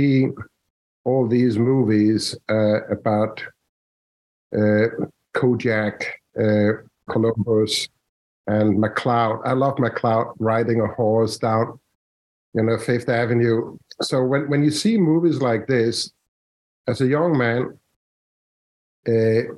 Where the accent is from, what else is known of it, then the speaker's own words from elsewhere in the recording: Denmark; moved away as an adult; now in Washington, United States; I'm from Denmark